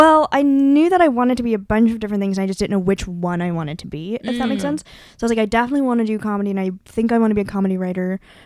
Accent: Bay Area, California, United States; moved away; I grew up in the Bay Area

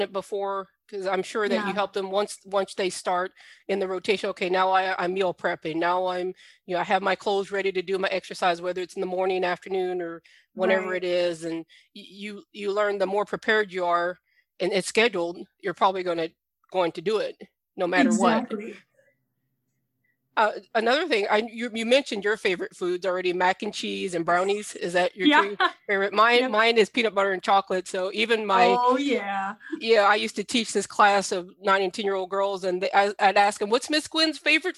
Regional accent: Southern Louisiana, United States; I'm from Southern Louisiana

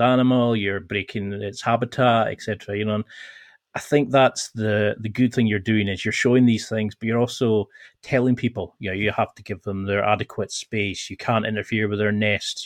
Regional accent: the Highlands, Scotland, United Kingdom; I'm originally from the Highlands in Scotland

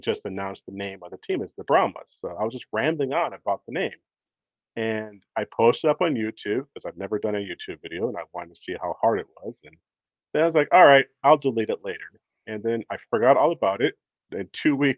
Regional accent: Minnesota, United States; moved away as an adult; now in San Antonio, United States; originally, I'm from Minnesota. I grew up there

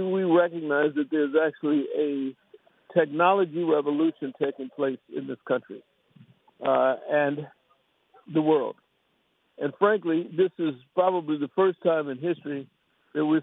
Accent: St. Louis, Missouri, United States; I'm from St. Louis. I hail from St. Louis, although I have properties around the country

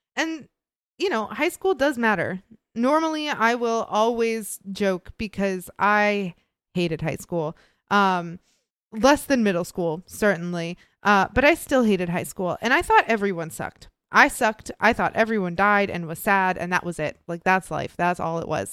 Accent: Midwest, United States; I grew up in the Midwest.

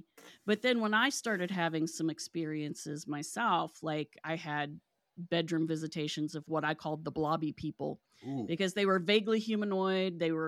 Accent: West Virginia, United States; I was born and raised in West Virginia. The Silver Bridge fell when I was 2 years old

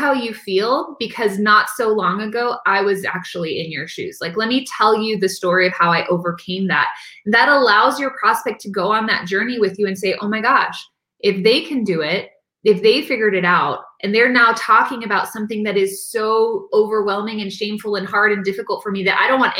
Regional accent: San Diego, California, United States; born there; I was born in San Diego in 1982. I'm an only child.

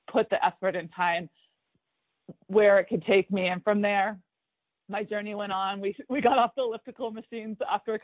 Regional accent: Fremont, California, United States; now in Mammoth Lakes, United States; I grew up in Fremont, California.

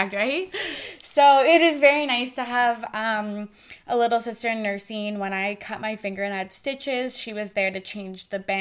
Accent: Kamloops, British Columbia, Canada; we're both from Kamloops, British Columbia, Canada.

